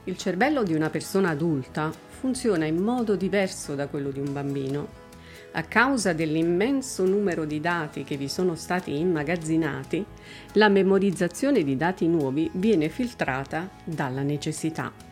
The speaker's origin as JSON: {"language": "Italian", "country": "Italy", "tie": "born or raised there", "said": "nata e cresciuta in Italia"}